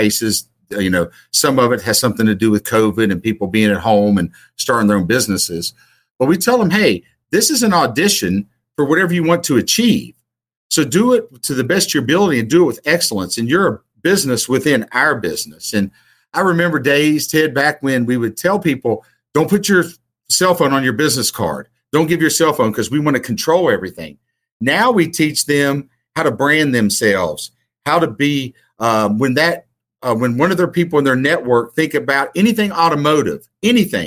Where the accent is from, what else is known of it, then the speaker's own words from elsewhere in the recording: Southern West Virginia, United States; moved away; I'm originally from Southern West Virginia